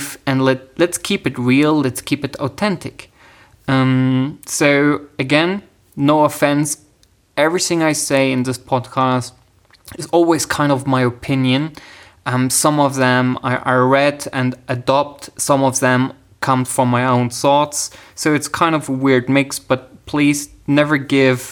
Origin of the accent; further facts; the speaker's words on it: Germany; I'm actually from Germany.